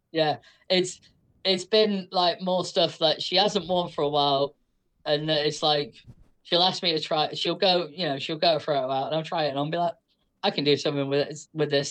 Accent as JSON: {"language": "English", "country": "United Kingdom", "said": "I am British"}